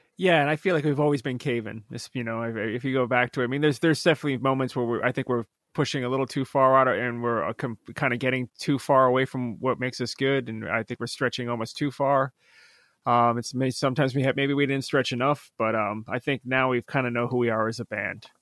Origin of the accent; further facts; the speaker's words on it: Methuen, Massachusetts, United States; I was born in Methuen, Massachusetts